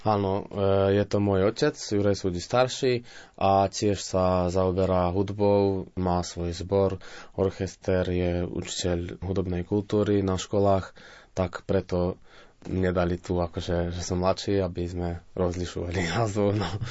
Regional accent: Selenča, Vojvodina, Serbia; also born or lived in Novi Sad / Banská Bystrica; Narodil som sa v Novom Sade. Na základnú školu som šiel v Selenči, akože tam, kde aj bývam, odkiaľ pochádzam.

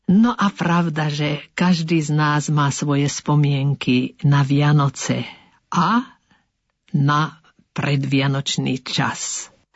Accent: Orava and Kysuce, Žilina Region, Slovakia; u nás na Orave a na Kisuciach

